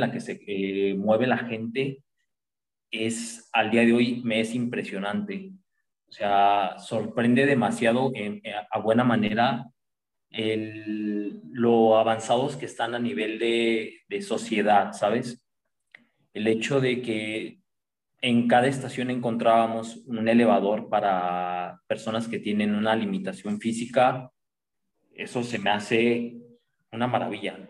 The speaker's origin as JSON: {"language": "Spanish", "country": "Mexico", "said": "en México estamos acostumbrados"}